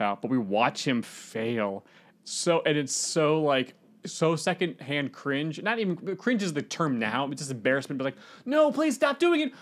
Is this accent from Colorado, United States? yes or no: no; Northern Virginia, United States; I, I'm from Northern Virginia